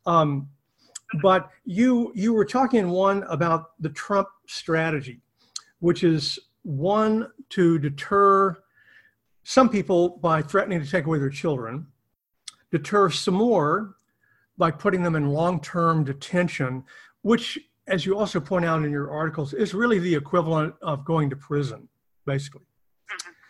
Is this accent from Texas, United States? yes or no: yes; East Texas, United States; moved away; I'm actually from mm-hmm. uh, the East Texas area, not down near the border. I'm more near oh, Louisiana